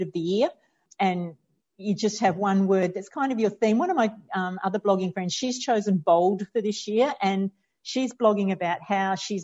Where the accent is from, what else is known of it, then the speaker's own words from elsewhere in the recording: Australia; I'm Australian